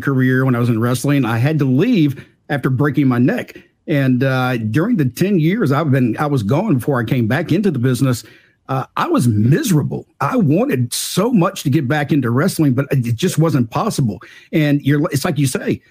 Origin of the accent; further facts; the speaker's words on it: the South, United States; As a Southerner